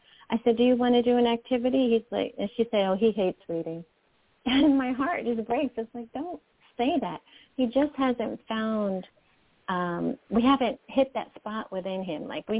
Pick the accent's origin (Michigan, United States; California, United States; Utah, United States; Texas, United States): Michigan, United States; And I am from Michigan. I'm in the Detroit metro area.